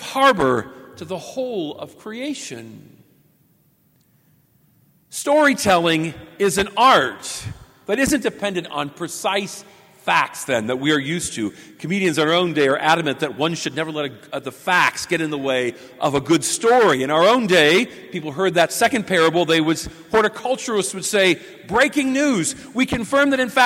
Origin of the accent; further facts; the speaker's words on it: Pendleton, Indiana, United States; my hometown, just 45 minutes away from here in Pendleton.